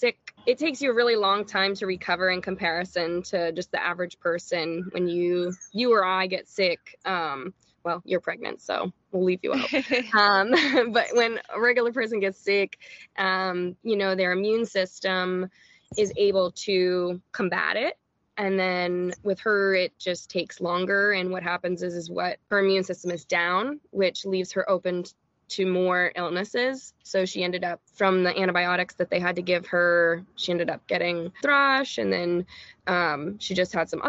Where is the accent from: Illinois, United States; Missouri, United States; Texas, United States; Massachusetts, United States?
Massachusetts, United States; Taunton; moved away as an adult; now in Florida, United States; I grew up in Massachusetts, Taunton specifically.